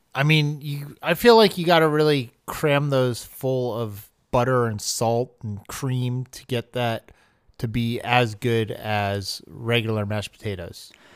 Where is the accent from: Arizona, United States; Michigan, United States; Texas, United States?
Arizona, United States; I grew up in Arizona where every single meat is an all-meat burrito